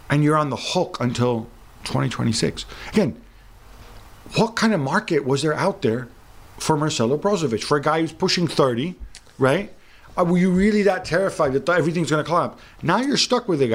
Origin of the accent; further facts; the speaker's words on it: Milan, Lombardy, Italy; Growing up in Milan